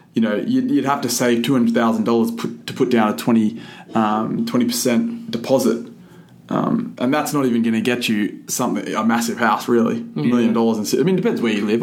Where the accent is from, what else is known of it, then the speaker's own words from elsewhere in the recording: Figtree, New South Wales, Australia; I'm from Fig tree